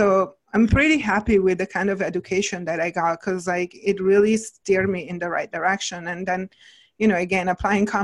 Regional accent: Italy; moved away as an adult; now in Ojai, United States; I came when I was like 23 to the States. So it's been a minute, but at the same time I had, you know, my childhood and, you know, my younger years, I grew up in Italy

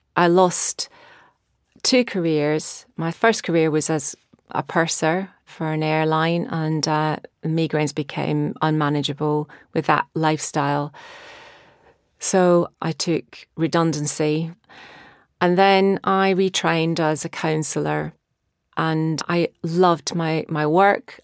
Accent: Scotland, United Kingdom; now in Brighton, United Kingdom; growing up in Scotland

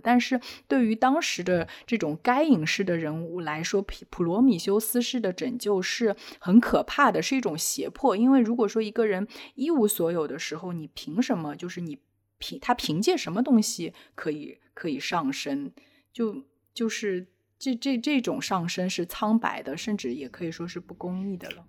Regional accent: Shanghai, China; 我是上海土著，我是在上海出生的

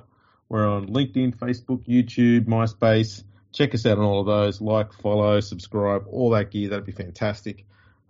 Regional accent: Australia; I'm from the country

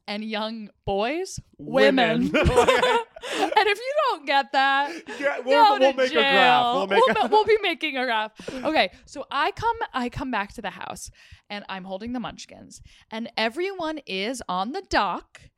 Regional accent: New Jersey, United States; I'm from New Jersey.

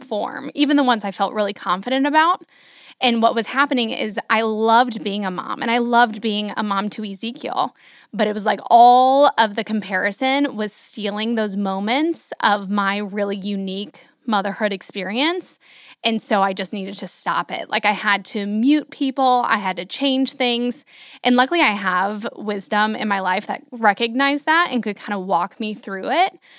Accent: Hudson, United States; moved away as an adult; also born or lived in Houston; we moved back from Houston to Hudson

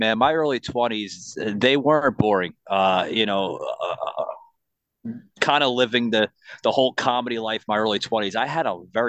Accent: New York City, New York, United States; moved away; I'm originally from New York City.

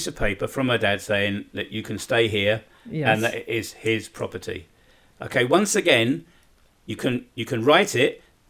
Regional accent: United Kingdom; moved away as an adult; now in Bosnia and Herzegovina; being a Brit

